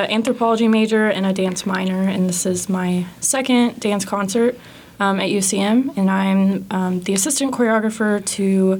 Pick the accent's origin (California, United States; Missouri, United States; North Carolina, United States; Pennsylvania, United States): Missouri, United States; Warrensburg; I'm from Warrensburg, Missouri.